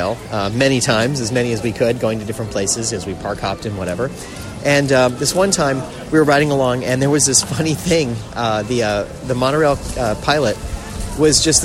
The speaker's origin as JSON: {"language": "English", "region": "South Florida", "country": "United States", "said": "We're from South Florida"}